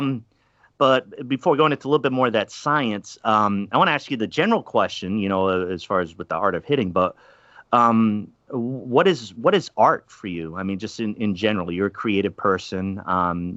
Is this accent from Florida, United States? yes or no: no; Pawtucket, Rhode Island, United States; moved away; also born or lived in Milwaukee, Wisconsin; I grew up in Pawtucket, Rhode Island, which was the AAA affiliate for the Boston Red Sox